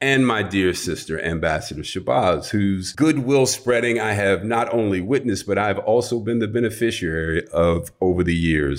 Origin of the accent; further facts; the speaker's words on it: New York City, New York, United States; now in West Coast, United States; New York City is my hometown. Despite having lived on the West Coast for many years